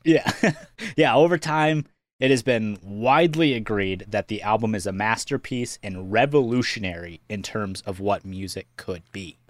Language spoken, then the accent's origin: English; Iowa, United States; we are from Iowa